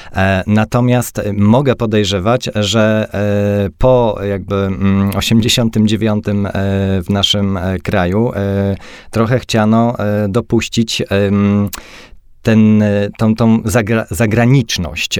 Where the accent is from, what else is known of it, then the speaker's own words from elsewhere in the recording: Silesian Voivodeship, Poland; jeździłem ze swojego miasta do Katowic, bo jestem ze Śląska